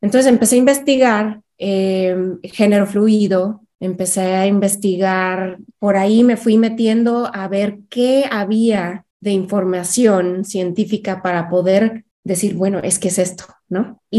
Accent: Mexico City, Mexico; Yo crecí en varias ciudades de México. Eh, me dedico, pero soy originaria de la Ciudad de México. Entonces soy chilanga.

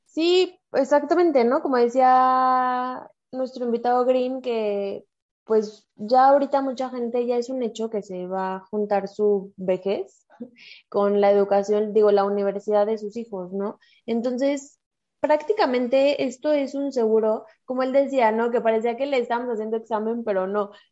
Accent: Mexico; Somos mujeres mexicanas

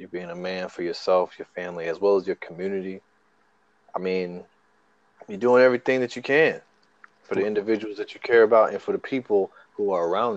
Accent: the South, United States; I'm from the South

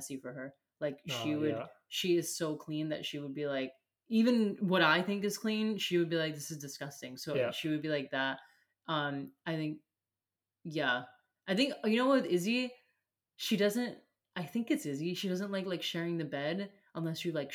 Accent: United States; as an American

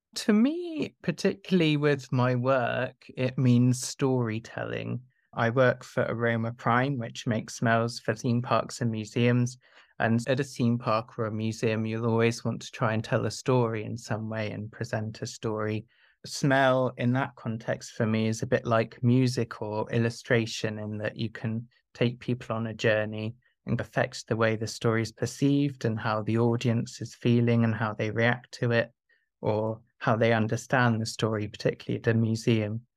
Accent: South of England, United Kingdom; I grew up in the south of England

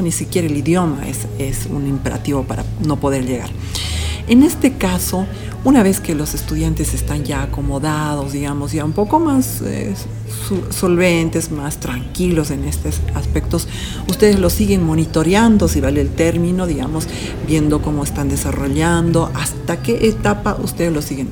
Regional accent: Bolivia; nosotros que somos latinoamericanos o latinos, bolivianos en este caso

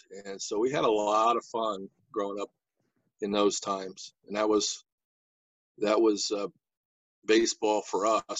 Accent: Jeromesville, Ohio, United States; I grew up in a little town called Jeromesville.

